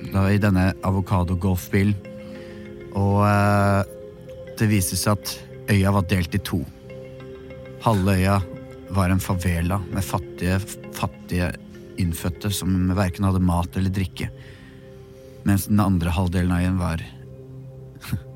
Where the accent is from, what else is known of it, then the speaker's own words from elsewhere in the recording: Norway; Jeg er journalist fra Norge.